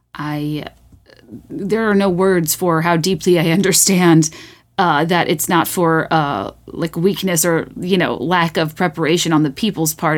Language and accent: English; Virginia, United States; now in Chicago, United States; I grew up in Virginia, and it's been interesting living here for a while